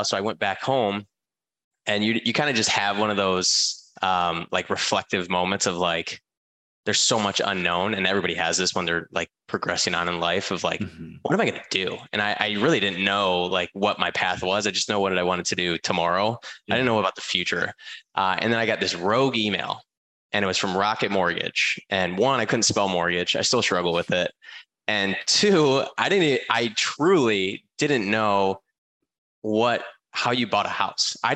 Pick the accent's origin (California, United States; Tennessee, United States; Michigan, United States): Michigan, United States; Um, so I I'm from Michigan originally.